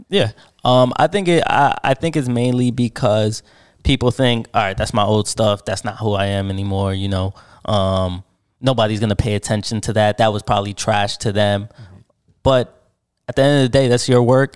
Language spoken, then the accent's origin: English; Paterson, New Jersey, United States; also born or lived in Sayreville, New Jersey; I was born in Patterson, New Jersey